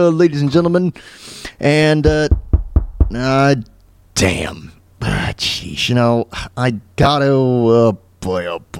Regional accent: Florida, United States; also born or lived in New York; now in Kansas, United States; I grew up in New York, but I moved to Florida. And I grew up in Florida for a majority of my life

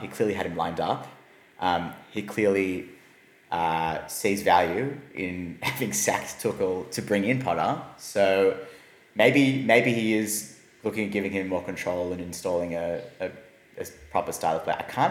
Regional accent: Australia; we're Australian

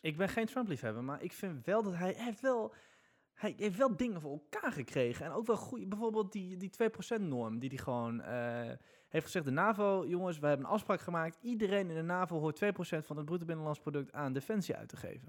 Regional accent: Netherlands; wij als Nederlanders

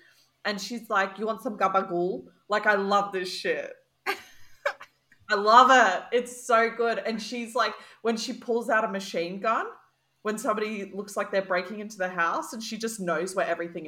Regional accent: Sydney, New South Wales, Australia; I grew up around the Bra Boys

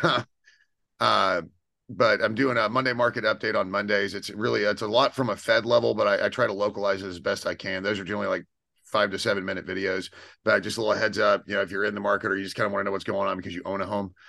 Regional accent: Houston, Texas, United States; born and raised in Texas

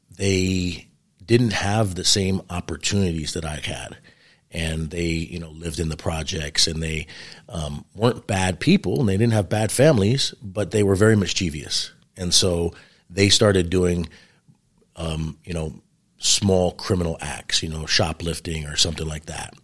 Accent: New York City, New York, United States; moved away; I grew up in New York City, New York, which is a really interesting upbringing

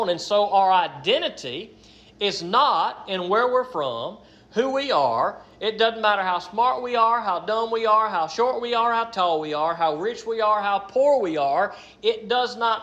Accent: United States; I am an American

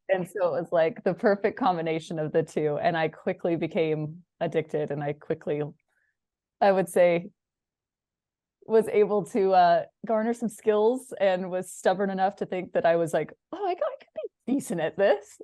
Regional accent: Washington, United States; I grew up in Washington

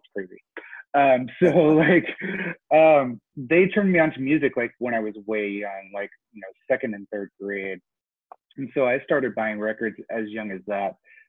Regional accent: Honolulu, Hawaii, United States; now in Knoxville, United States; I was born in Tennessee, where I am now, in Knoxville. My dad was the captain of the Navy golf team. And so when I was in third grade, we got stationed in Honolulu

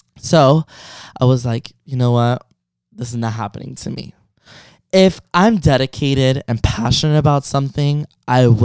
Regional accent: Miami, Florida, United States

